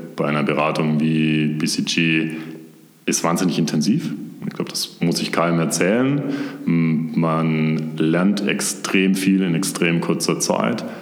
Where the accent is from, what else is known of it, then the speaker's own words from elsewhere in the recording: near Stuttgart, Baden-Württemberg, Germany; moved away as an adult; also born or lived in Konstanz; now in Munich, Germany; ich bin ursprünglich aus der Nähe von Stuttgart. Mhm. Das heißt, ich bin ein Urschwabe, wie man so schön sagt und bin da auch komplett aufgewachsen